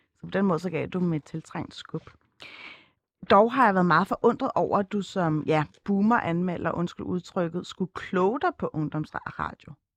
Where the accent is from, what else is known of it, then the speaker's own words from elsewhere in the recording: Copenhagen, Capital Region of Denmark, Denmark; hvor jeg kommer fra, og når det ikke er nok, at man svarer Østerbro